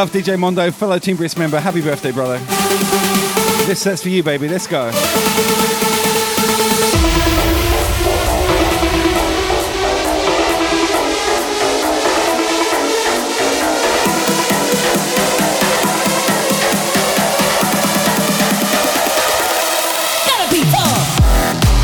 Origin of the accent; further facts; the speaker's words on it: Southampton, South East England, United Kingdom; I'm from Southampton originally.